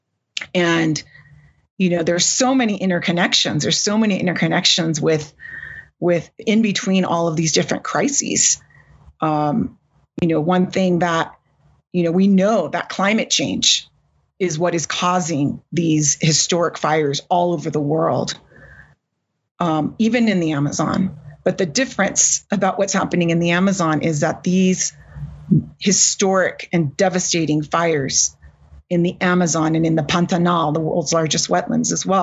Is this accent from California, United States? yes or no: yes; California, United States; my home state of California